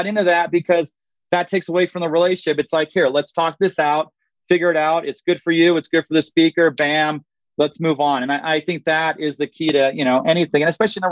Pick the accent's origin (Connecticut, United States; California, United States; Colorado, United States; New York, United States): California, United States; Southern; I'm from Southern California